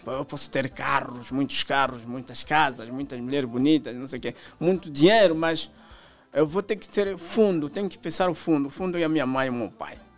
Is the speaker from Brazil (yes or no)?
no; Huíla, Angola; eu sou da Willa